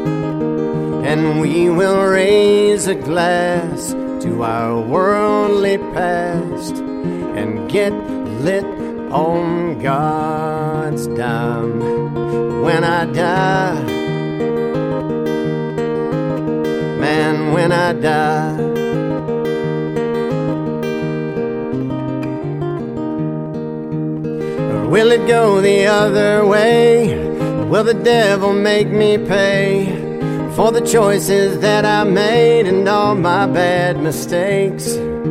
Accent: the Bible Belt, the South, United States; born or raised there

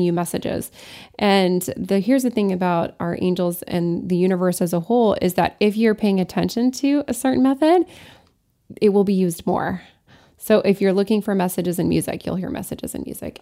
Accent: Lafayette, Colorado, United States; also born or lived in Alsace-Lorraine, France; Lafayette, which is my hometown in Colorado

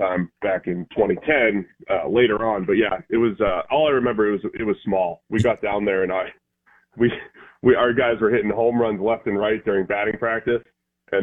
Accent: Boston, Massachusetts, United States; now in Cincinnati, United States; I'm from the Boston area, so I've always had the Red Sox

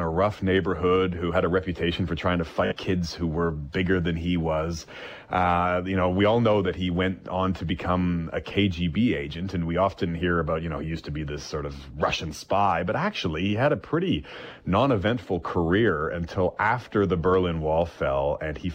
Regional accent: Canada; moved away as an adult; now in Europe; as a Canadian correspondent, been based in Europe for 6 years

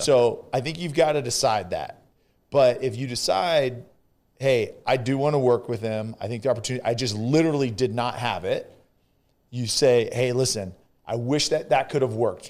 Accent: California, United States; now in Texas, United States; I'm from California

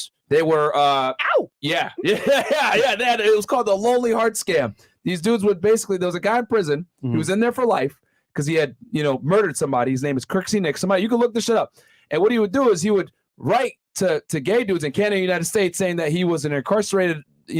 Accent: Senegal; I'm from Senegal. West Africa, already married, second wife.

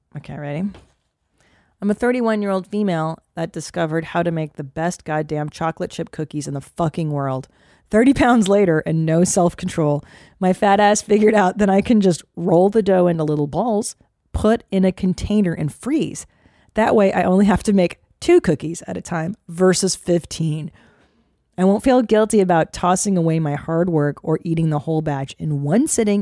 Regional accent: United States

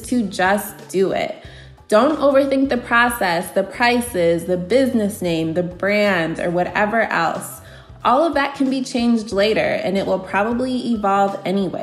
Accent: Aurora, Illinois, United States; I'm from Aurora, Illinois in the Chicago suburbs

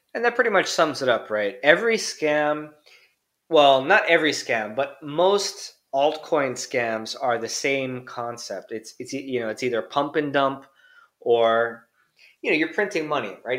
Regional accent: Hawaii, United States; moved away as an adult; also born or lived in Tokyo, Japan; now in Japan; growing up in Hawaii

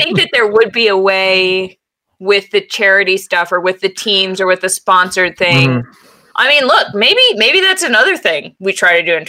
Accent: New England, United States; I feel like I'm a bad New Englander because I think everything is funny that makes fun of Boston.

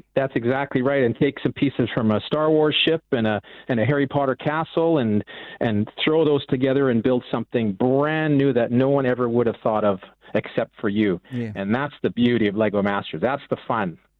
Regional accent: Vancouver, British Columbia, Canada; I'm from the West Coast, from the Vancouver area

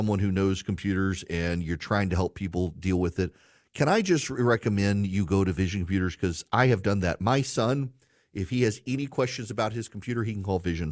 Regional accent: Louisiana, United States; moved away; I grew up in Louisiana

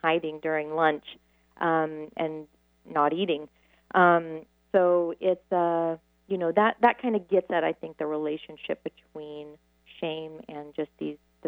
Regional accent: Midwest, United States; I'm from the Midwest

